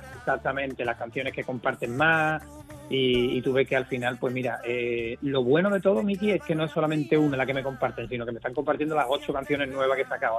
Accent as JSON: {"language": "Spanish", "town": "Jerez de la Frontera", "region": "Andalusia", "country": "Spain", "said": "los amigos que con los que crecí musicalmente en mi tierra"}